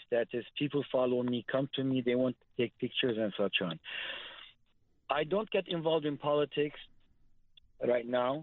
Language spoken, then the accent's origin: English; Lebanon; moved away as an adult; also born or lived in United States; now in Armenia; I was born in Lebanon, 1962. I migrated to the U.S. for education and a better life in 1981.